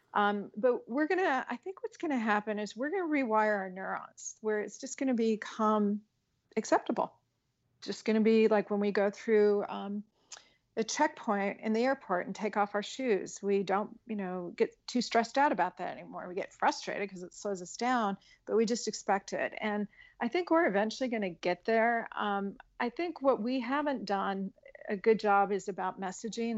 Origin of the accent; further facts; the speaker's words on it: Colorado, United States; I grew up in Colorado